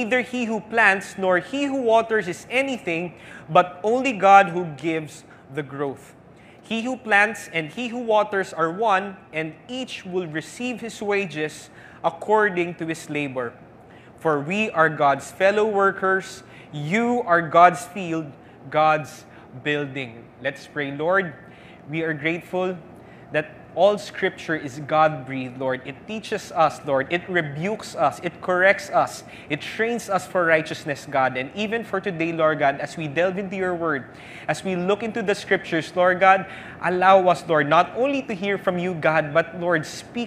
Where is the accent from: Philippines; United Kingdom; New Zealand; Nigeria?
Philippines; as Filipino Christians